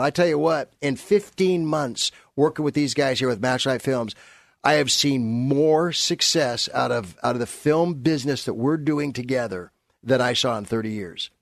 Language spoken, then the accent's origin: English; San Fernando Valley, California, United States; also born or lived in Burbank; I came from, uh, Burbank. Well, actually, I came from the San Fernando Valley area